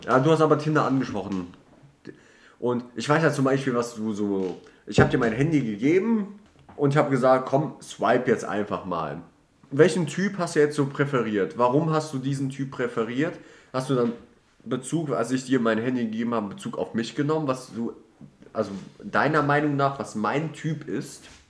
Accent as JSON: {"language": "German", "town": "Düsseldorf", "region": "North Rhine-Westphalia", "country": "Germany", "said": "Ich komme aus Düsseldorf"}